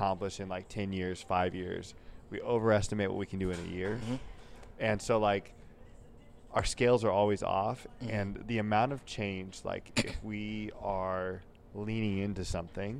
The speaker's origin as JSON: {"language": "English", "town": "Oakdale", "region": "California", "country": "United States", "tie": "born or raised there", "also_born_or_lived": "Washington", "moved": "as an adult", "lives_now": "Sacramento, United States", "said": "I'm from Oakdale"}